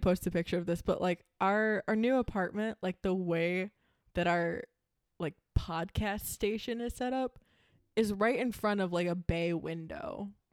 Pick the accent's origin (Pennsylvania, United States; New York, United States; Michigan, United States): Michigan, United States; We're from Michigan